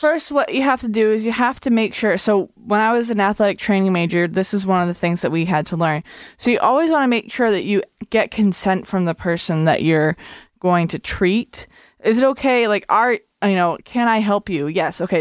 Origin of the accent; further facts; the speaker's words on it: United States; I'm an American